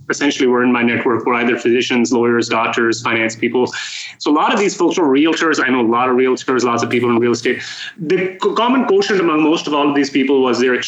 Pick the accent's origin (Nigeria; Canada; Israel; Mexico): Canada; moved away as an adult; also born or lived in Toronto, Canada / Calgary, Canada; now in Texas, United States; I'm a Canadian expat, as you guys mentioned, living in Texas